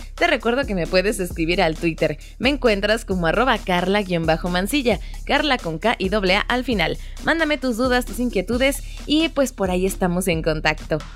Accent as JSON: {"language": "Spanish", "country": "Mexico", "said": "como mexicanos"}